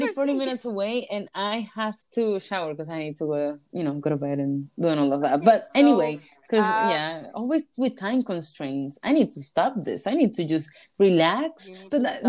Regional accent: Maracaibo, Zulia, Venezuela; first language Spanish; English is a second language; moved away; I'm from Maracaibo.

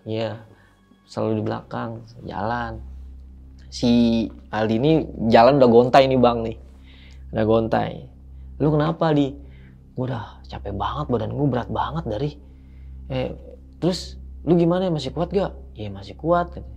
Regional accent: Jakarta, Indonesia; saya bilang aja dari Jakarta

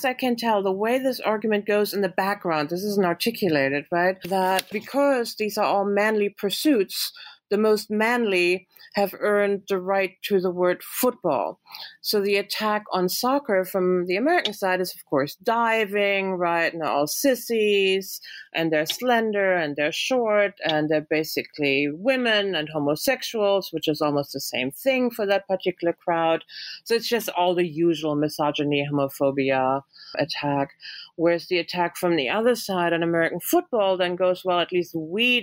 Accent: Germany; moved away as an adult; I grew up in Germany. Yes, I came to grad school here in the 90s

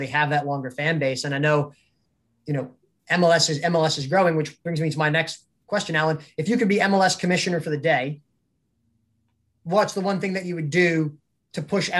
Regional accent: United States; for me as an American who likes American football

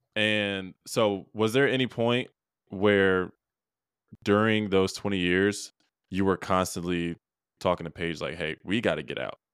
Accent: Rochester, New York, United States; I was born in Rochester, New York

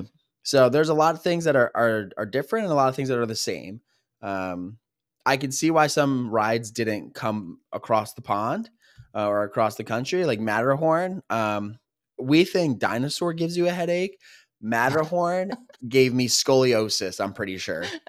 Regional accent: Philadelphia, Pennsylvania, United States; We are brothers from the Philadelphia area

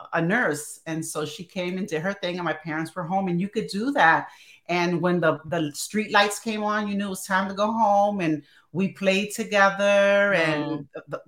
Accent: Newark, New Jersey, United States; also born or lived in Chicago; now in Chambersburg, United States; Yeah, I'm originally from North New Jersey

